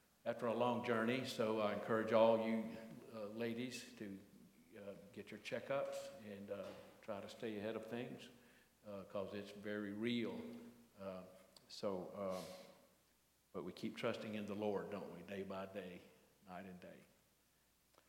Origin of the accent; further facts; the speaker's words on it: Batesburg-Leesville, South Carolina, United States; I'm from Batesburg-Leesville originally.